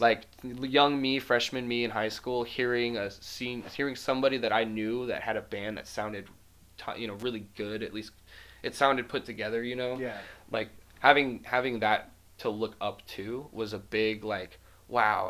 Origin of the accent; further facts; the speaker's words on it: Las Vegas, Nevada, United States; moved away; I moved here from Las Vegas in 2011